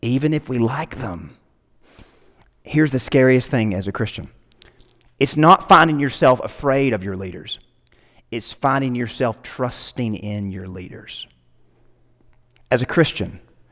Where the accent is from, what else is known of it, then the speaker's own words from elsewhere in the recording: United States; I'm an American